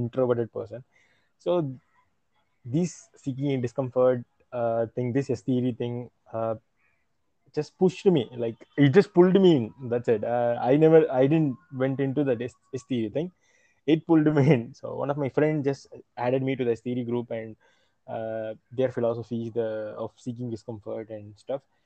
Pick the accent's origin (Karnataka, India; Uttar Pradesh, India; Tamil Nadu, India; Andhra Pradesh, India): Tamil Nadu, India; Chennai; I'm from Chennai.